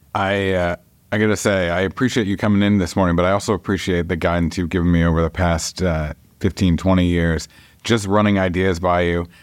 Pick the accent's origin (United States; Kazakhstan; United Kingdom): United States; Dover, New Hampshire; I grew up on Dover Point